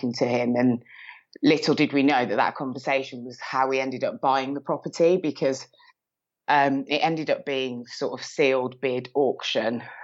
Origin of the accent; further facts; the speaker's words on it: Birmingham, West Midlands, United Kingdom; accent: Brummie; now in Milton Keynes, United Kingdom; I'm originally from Birmingham. You can probably hear a slight rummy twang in my accent